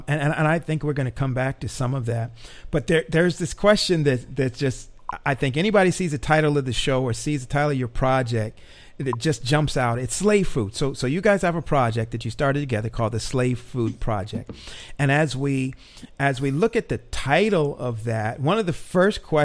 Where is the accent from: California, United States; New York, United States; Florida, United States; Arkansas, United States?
Florida, United States; also born or lived in Alabama / Tennessee; I grew up in the South. I grew up in Florida, went to school in Alabama and Tennessee